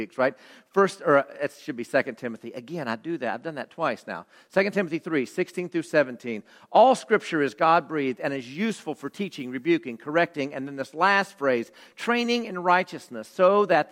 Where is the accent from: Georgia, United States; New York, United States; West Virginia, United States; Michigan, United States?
West Virginia, United States; in my home state